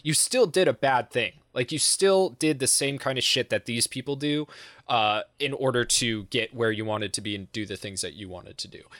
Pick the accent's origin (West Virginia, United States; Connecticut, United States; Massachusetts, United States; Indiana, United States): Massachusetts, United States; I'm from Massachusetts